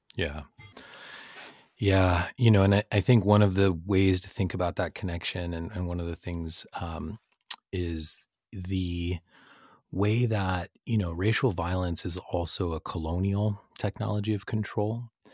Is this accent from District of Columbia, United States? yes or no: no; San Francisco Bay Area, California, United States; I grew up in the San Francisco Bay Area